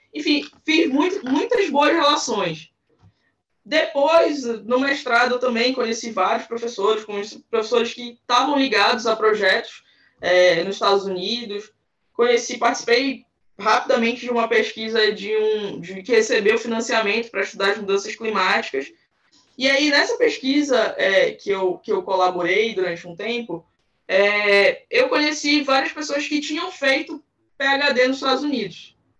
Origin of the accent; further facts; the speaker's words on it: Belém, Pará, Brazil; eu sou de Belém do Pará, Amazônia aqui